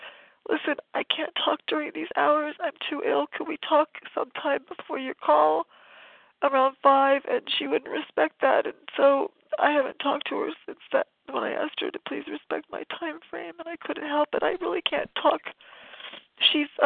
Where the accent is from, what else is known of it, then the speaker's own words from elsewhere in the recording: Northern California, United States; I'm from Northern California